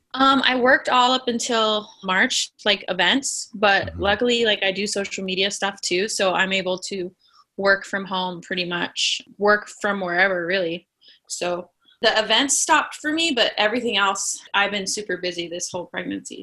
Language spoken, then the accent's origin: English; Las Vegas, Nevada, United States; moved away as an adult; now in Los Angeles, United States; I am from originally Las Vegas, Nevada. I moved out here to LA probably ten years ago